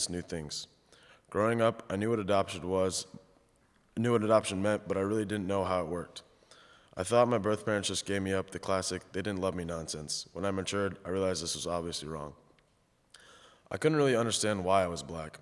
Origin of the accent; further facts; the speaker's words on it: Goshen, Indiana, United States; also born or lived in Philadelphia, Pennsylvania; I was raised in Goshen, but was born in Philadelphia, Pennsylvania